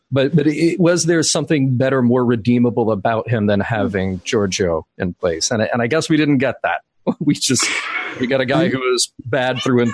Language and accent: English; the South, United States; as a Southerner who really does not have a Southern accent, I know that there are words I can say or that I'll slip into every now and then that I think, wait a minute, that just sounded like a guy from Alabama.